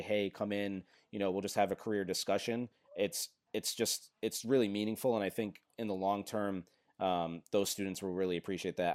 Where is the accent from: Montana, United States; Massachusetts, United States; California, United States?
Massachusetts, United States; Fall River; I grew up in Fall River, Mass